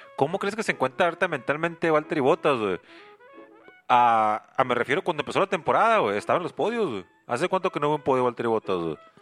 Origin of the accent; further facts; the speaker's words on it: Mexico; Yo soy mexicano